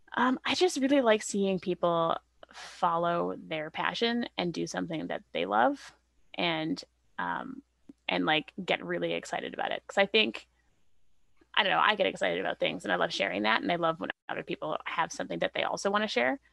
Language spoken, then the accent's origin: English; Canada; also born or lived in Vancouver; I'm Canadian, so I'm, I'm pretty fairly settled here.